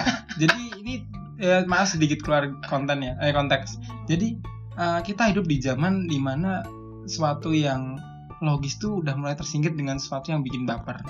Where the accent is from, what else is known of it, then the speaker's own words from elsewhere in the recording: Yogyakarta, Special Region of Yogyakarta, Indonesia; Jogja saya, Jogja asli